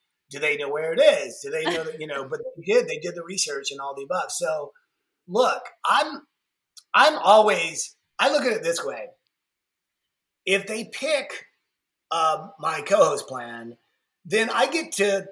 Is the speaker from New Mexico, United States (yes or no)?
no; Atlanta, Georgia, United States; being born and raised in Atlanta